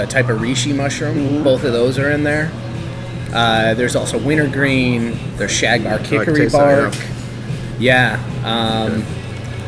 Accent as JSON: {"language": "English", "town": "Cleveland", "region": "Ohio", "country": "United States", "moved": "as an adult", "said": "I'm from the Cleveland area."}